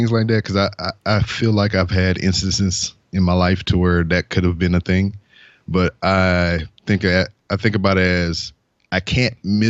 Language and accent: English; Lake Charles, Louisiana, United States; born there; I was born in 1982 in Lake Charles, Louisiana.